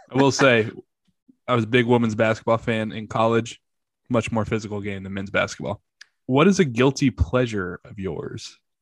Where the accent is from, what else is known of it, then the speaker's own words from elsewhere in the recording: United States; As an American